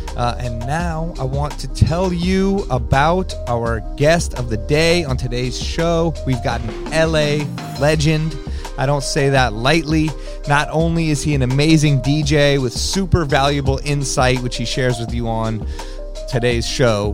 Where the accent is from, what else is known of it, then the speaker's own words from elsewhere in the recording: Los Angeles, California, United States; Growing up in Los Angeles